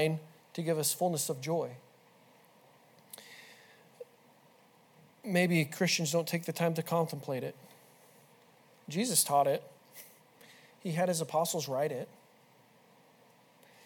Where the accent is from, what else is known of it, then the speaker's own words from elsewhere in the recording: the West, United States; moved away; I'm from the West